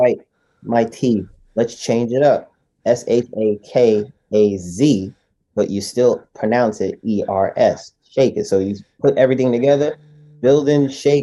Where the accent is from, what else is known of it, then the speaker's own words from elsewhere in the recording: New York City, New York, United States; I was born and raised in Brooklyn